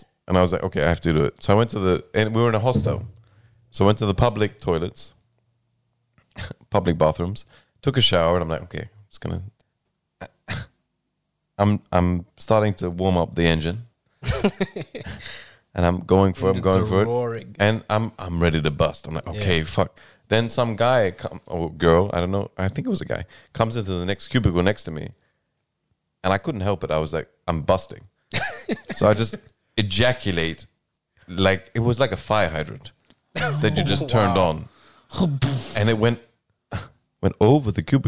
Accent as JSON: {"language": "English", "country": "Australia", "said": "I'm Australian"}